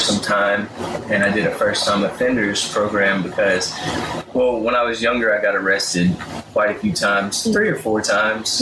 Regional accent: Madison, Mississippi, United States; also born or lived in Byram; we moved to Madison in elementary school when I was in second grade

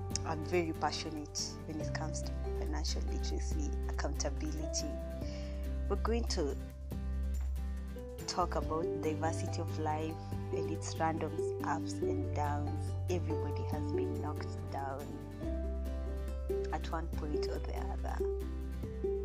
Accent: Kenya; I'm a Kenyan lady

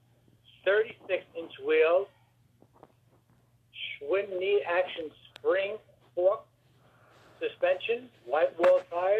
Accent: New York City, New York, United States; I was born in Brooklyn, New York

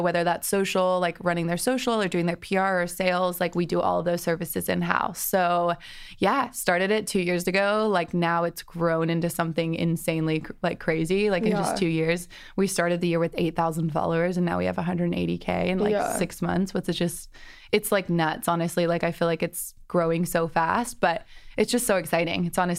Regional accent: Atlanta, Georgia, United States; also born or lived in London, United Kingdom; now in Los Angeles, United States; Yeah, so I was born in London and moved to Atlanta with my whole family when I was like 12. Grew up in Atlanta, loved it, got a college degree in business, and then moved out

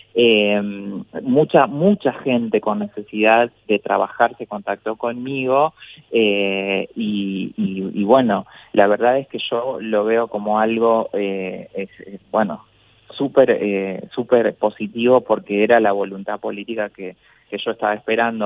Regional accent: Paraná, Entre Ríos, Argentina; el municipio de Paraná, la ciudad donde yo nací

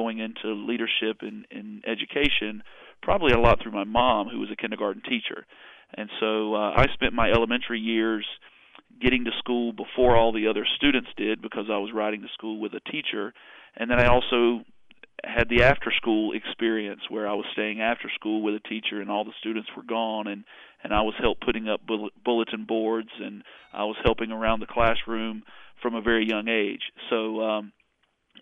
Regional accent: Winston-Salem, North Carolina, United States; I'm a good Southern boy. I was born and raised in Winston-Salem area here in North Carolina

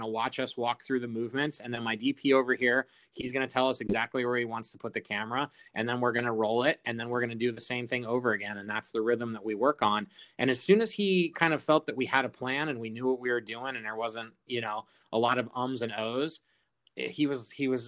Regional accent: Colorado, United States; my home state of Colorado

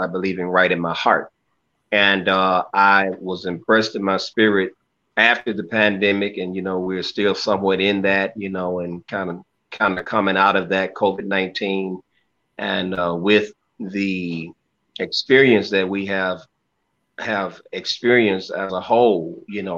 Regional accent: Clarksdale, Mississippi, United States; now in North Little Rock, United States; I'm originally from Mississippi, Clarksville, Mississippi, northern Mississippi

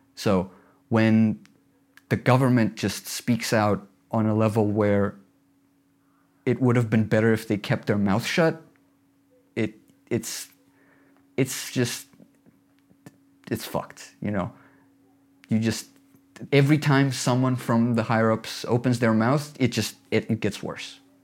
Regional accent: Tbilisi, Georgia; also born or lived in Batumi; I'm local. I'm from Tbilisi, half from Tbilisi, half from Batumi.

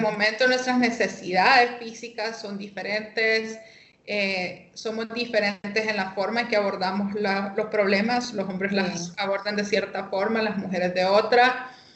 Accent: Tegucigalpa, Francisco Morazán, Honduras; vivo aquí en Tegucigalpa, soy capitalina

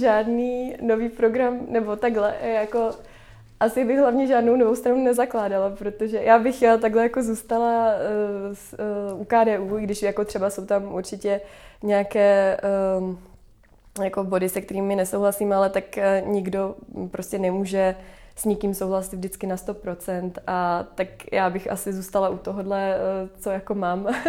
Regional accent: Prague, Czechia; já jsem z Prahy

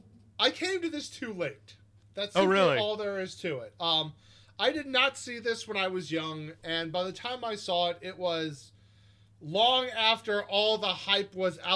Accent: San Diego, California, United States; I grew up out in San Diego, had a lot of connection to that music.

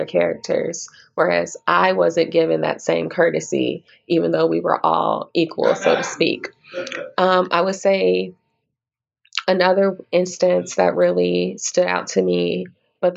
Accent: Little Rock, Arkansas, United States; also born or lived in Okinawa, Japan; now in Kansas City, United States; I was born in Okinawa, Japan, but I grew up primarily in Little Rock, Arkansas, and I currently live in Kansas City, Missouri.

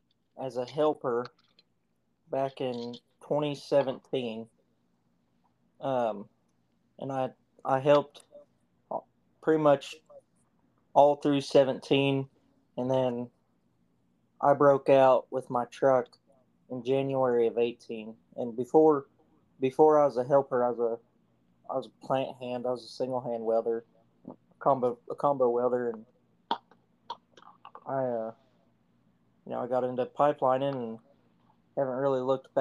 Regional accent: Missouri, United States; I'm from Missouri, so I'm getting to be home every night

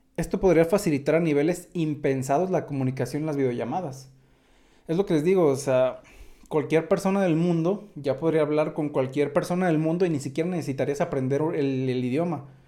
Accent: Mexico; accent: mexicano; soy mexicano

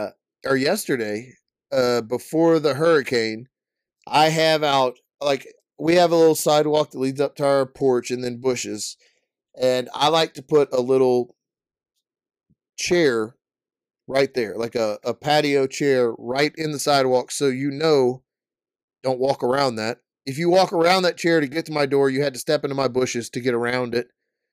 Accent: Canada; I'm from Canada.

